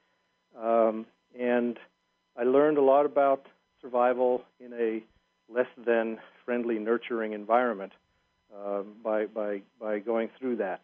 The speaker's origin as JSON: {"language": "English", "country": "South Africa", "tie": "born or raised there", "said": "I was born and raised in South Africa"}